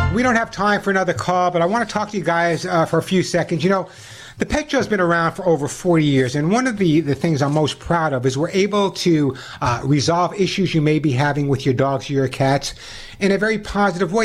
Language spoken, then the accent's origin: English; Oceanside, New York, United States; my hometown of Oceanside, uh, New York